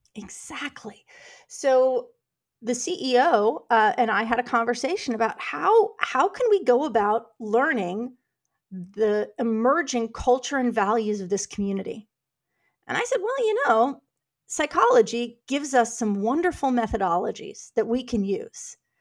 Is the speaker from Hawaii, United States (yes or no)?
no; New York City, New York, United States; moved away as an adult; now in Houston, United States; I grew up in New York City